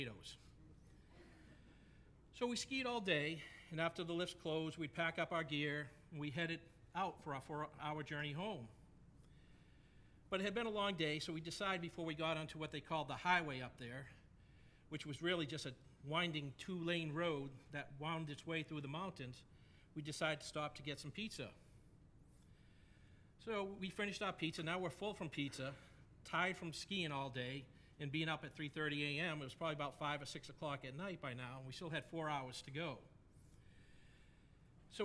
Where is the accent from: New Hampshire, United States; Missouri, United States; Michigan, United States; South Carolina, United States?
New Hampshire, United States; New England; I grew up in New England. And when I was in high school, I know it's a bit of a shock. My accent doesn't give it away at all. But when I was in high school, I actually lived in New Hampshire